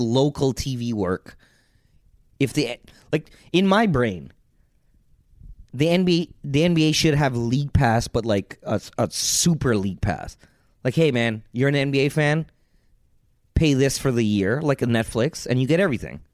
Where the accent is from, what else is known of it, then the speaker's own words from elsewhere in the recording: Canada; I'm Canadian